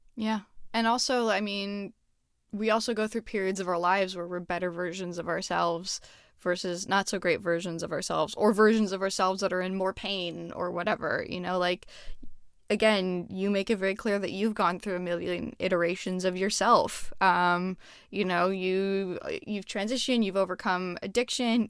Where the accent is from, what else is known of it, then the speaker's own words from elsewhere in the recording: Montreal, Quebec, Canada; moved away; I'm originally from Montreal, and so, yeah, like, going to the ice skating rink, um, was always a thing that we did